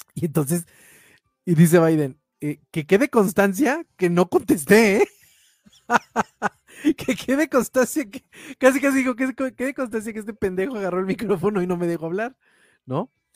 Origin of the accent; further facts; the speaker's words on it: Mexico; como mexicanos